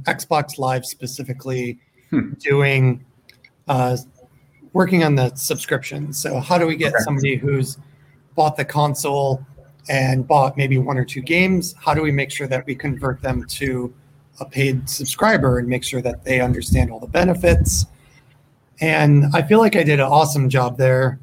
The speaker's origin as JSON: {"language": "English", "area": "just south of Buffalo", "region": "New York", "country": "United States", "tie": "born or raised there", "also_born_or_lived": "Seattle", "moved": "as an adult", "lives_now": "California, United States", "said": "I grew up just south of Buffalo"}